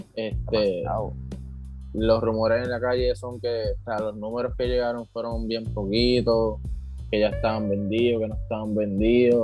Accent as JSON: {"language": "Spanish", "country": "Puerto Rico", "said": "como puertorriqueño"}